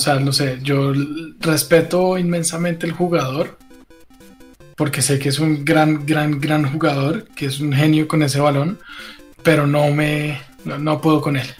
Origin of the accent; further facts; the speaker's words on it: Bogotá, Bogotá Capital District, Colombia; todos somos rolos aquí.